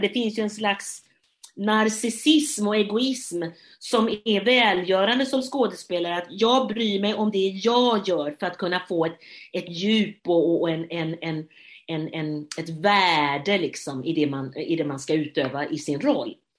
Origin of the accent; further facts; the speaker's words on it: Gothenburg, Västra Götaland, Sweden; jag som göteborgare